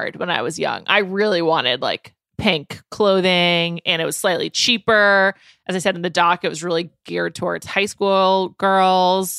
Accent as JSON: {"language": "English", "town": "New York City", "region": "New York", "country": "United States", "tie": "born or raised there", "said": "I grew up in New York City."}